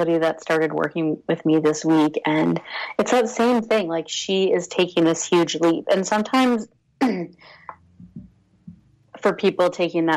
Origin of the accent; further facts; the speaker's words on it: Toronto area, Ontario, Canada; I grew up in this area. I live in Toronto.